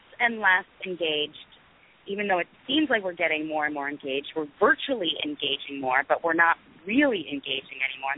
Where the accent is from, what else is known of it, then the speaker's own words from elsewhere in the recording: New York, United States; I grew up in New York, so I was very much encouraged to be a liberal and a Democrat.